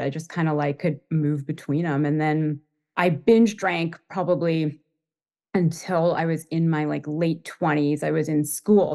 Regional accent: Toronto, Ontario, Canada; moved away as an adult; also born or lived in Boston / New York; I grew up in Toronto, Canada, and I moved to Boston when I was around twenty for school, um, and I stayed.

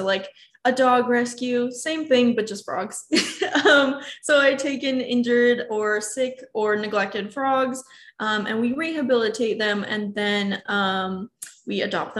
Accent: Port Aransas, Texas, United States; born or raised there; also born or lived in Canada; now in Austin, United States

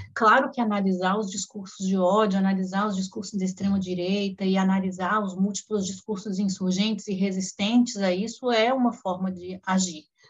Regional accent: Brasília, Federal District, Brazil; moved away as an adult; voltei para Brasília onde hoje eu moro, né? Voltei para minha cidade natal

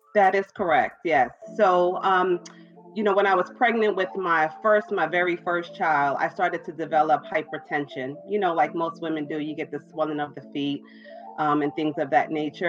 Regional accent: New York City, New York, United States; Brooklyn, New York.

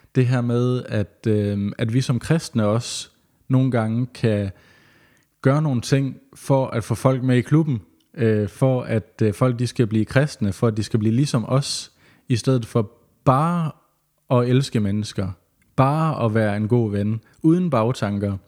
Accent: West Jutland, Central Denmark Region, Denmark; moved away as an adult; also born or lived in Vollsmose, Odense; now in Odense, Denmark; Jeg føler mig også stadigvæk lidt som vestjyde

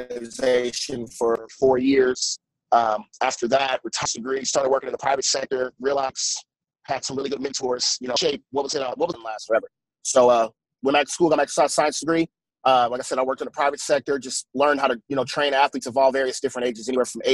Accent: Indianapolis, Indiana, United States; I'm actually originally from Indianapolis, Indiana.

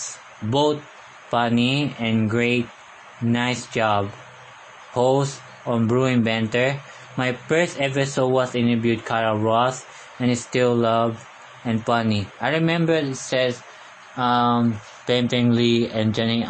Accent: Philippines; first language Tagalog; English is a second language; I'm a Filipino. I can speak Tagalog fluently for the rest of my life. I can speak English in the later years in my life.

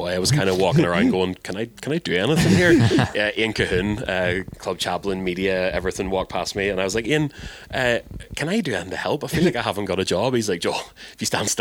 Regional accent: Larne, Northern Ireland, United Kingdom; it's my hometown

